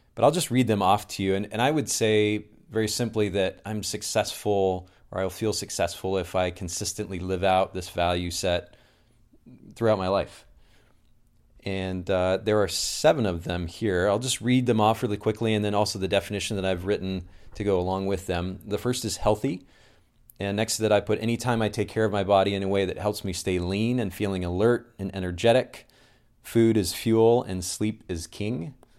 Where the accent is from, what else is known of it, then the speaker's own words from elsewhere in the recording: Kokomo, Indiana, United States; I'm originally from Kokomo, Indiana